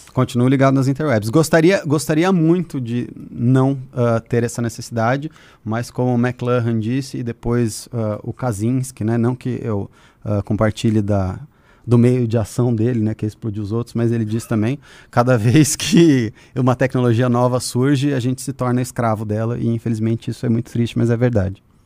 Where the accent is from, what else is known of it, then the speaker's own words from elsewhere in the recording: Curitiba, Paraná, Brazil; moved away; Eu cresci em Curitiba